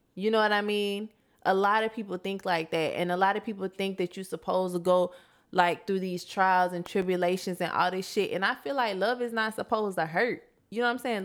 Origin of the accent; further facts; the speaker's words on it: Florida, United States; I come from Florida